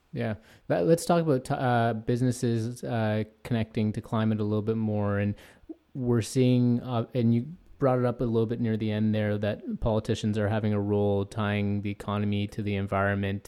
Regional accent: Toronto, Ontario, Canada; I'm from North York as well

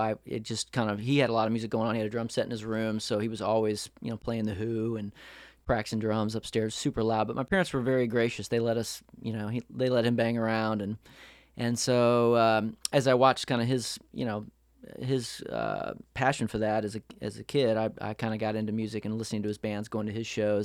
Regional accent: St. Louis, Missouri, United States; moved away as an adult; also born or lived in Nashville; I grew up in Saint Louis, Missouri, in the Midwest

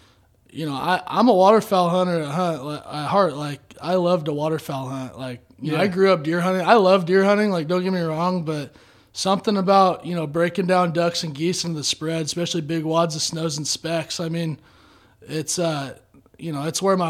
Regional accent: Arcata, California, United States; Grew up on the North Coast, actually, born and raised in Arcata, and grew up there

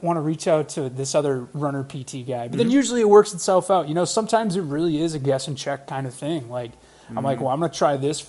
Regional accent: Rogers, Minnesota, United States; I grew up in Rogers, Minnesota, which is just – you know, kind of a northwest suburb, not far from the gym here.

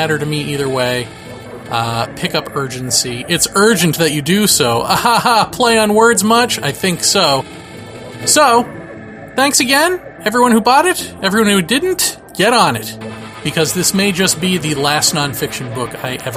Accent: southeastern Massachusetts, United States; born or raised there

